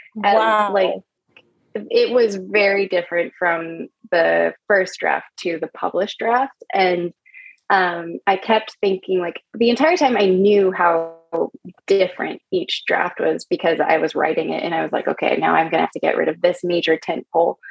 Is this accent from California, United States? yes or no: yes; California, United States; moved away as an adult; also born or lived in New York; I'm from California.